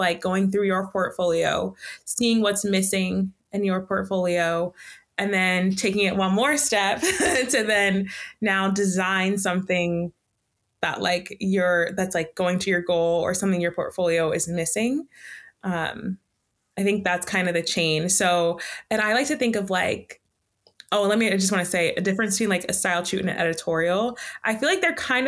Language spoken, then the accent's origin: English; Baltimore, Maryland, United States; moved away as an adult; also born or lived in New Jersey / New York; now in Central Coast, California, United States; I'm from Baltimore. Like I grew up in a city